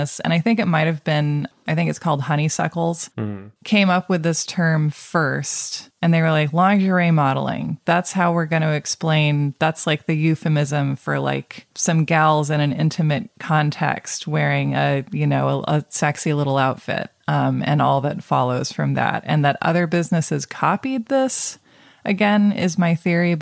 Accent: Portland, Oregon, United States; when I was younger, I would say I was from Portland

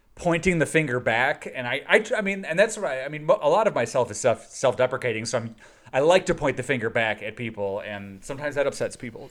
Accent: Chicago, Illinois, United States; I grew up in Chicago, the suburbs of Chicago, west west suburbs of Chicago

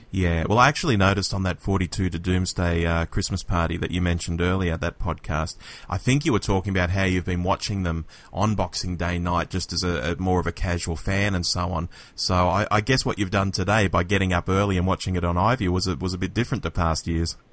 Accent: Sydney, New South Wales, Australia; growing up in Australia

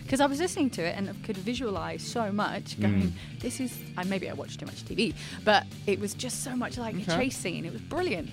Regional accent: United Kingdom; As a British person

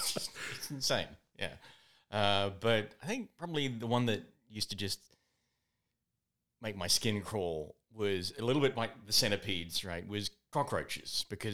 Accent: New Zealand; also born or lived in Australia / England; now in United States; So I grew up in New Zealand, lived in Australia for a while, then England, then here in the US.

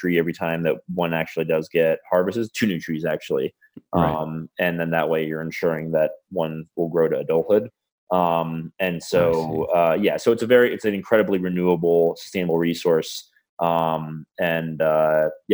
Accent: United States; I'm an American

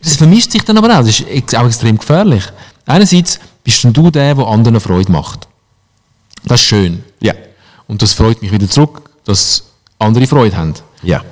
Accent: Switzerland; bei uns in der Schweiz

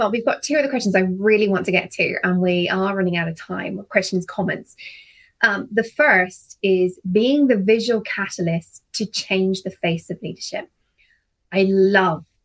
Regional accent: United Kingdom; as a Brit

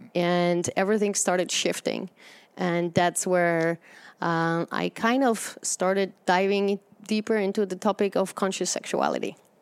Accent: Poland; moved away as an adult; And I grew up in Poland in communism

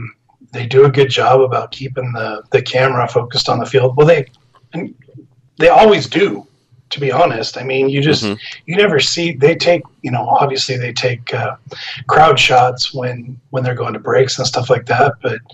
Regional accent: Port Orchard, Washington, United States; moved away as an adult; also born or lived in Tacoma, Washington; now in Puyallup, United States; I was born here in the Tacoma area and then ended up moving to Port Orchard.

